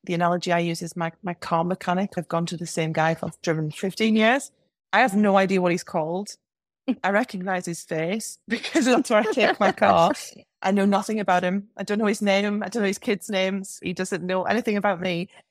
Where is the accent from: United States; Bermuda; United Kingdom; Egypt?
United Kingdom; England; accent: English; my English accent